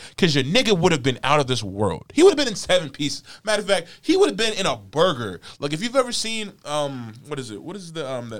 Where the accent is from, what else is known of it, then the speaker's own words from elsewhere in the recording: Las Vegas, Nevada, United States; my hometown of Las Vegas, Nevada.